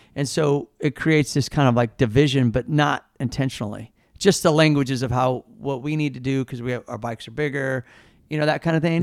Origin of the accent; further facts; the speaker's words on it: Kansas City, Missouri, United States; moved away as an adult; also born or lived in St. Louis, Missouri; now in California, United States; growing up in Kansas City